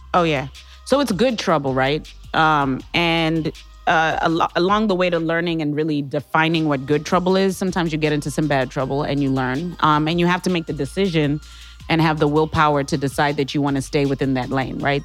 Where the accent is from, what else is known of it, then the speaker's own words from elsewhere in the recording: Harare, Zimbabwe; now in St. Louis, United States; I'm originally from Harare, Zimbabwe